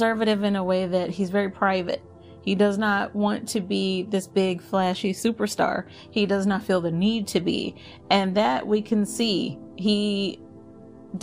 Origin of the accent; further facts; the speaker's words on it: Dallas, Texas, United States; moved away; I am originally from Dallas